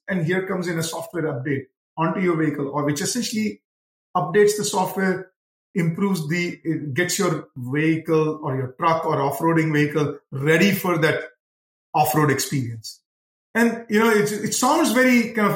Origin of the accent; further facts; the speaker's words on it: India; moved away as an adult; now in Detroit area, United States; And I grew up in India, which was like the 1980s India.